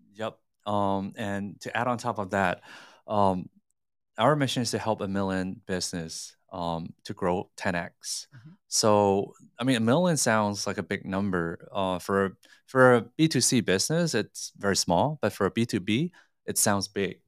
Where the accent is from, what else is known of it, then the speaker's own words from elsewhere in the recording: Singapore; now in Hong Kong; I grew up in Singapore